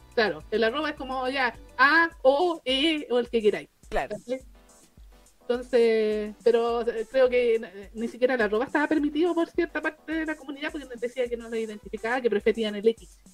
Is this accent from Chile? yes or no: yes; Chile; nuestra identidad como chilenos